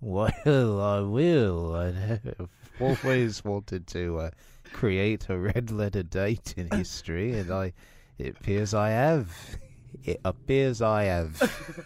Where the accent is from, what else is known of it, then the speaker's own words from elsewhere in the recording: Texas, United States; moved away as an adult; I was born in Texas and I grew up there.